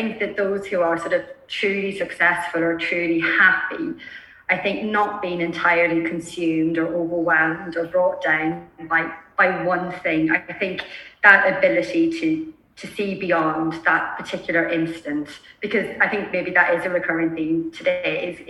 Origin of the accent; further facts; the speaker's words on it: Ireland; I'm Irish